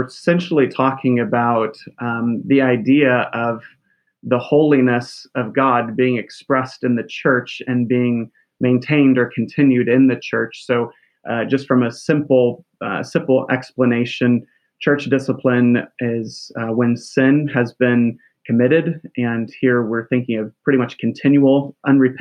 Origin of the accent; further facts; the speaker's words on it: St. Louis, Missouri, United States; now in Sedalia, United States; I grew up in St. Louis, so part of the Missouri